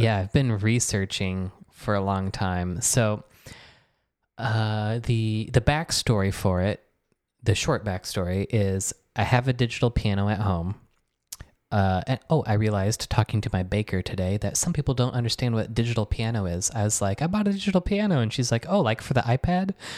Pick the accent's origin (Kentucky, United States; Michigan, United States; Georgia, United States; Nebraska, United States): Michigan, United States; moved away as an adult; also born or lived in New York; now in Philadelphia, United States; at my house growing up in Michigan